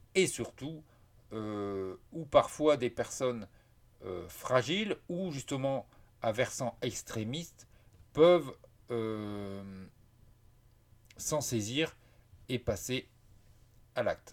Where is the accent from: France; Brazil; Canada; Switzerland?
France; je suis français